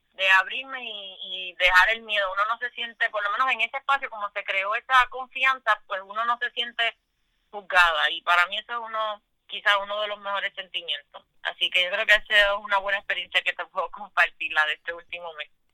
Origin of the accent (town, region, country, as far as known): Puerto Rico